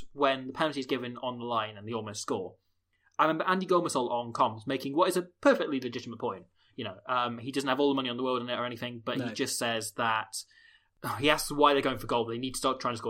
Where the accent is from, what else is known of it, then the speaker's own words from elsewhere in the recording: Nottingham, East Midlands, United Kingdom; I told someone I was from Nottingham, yeah, that's where I was born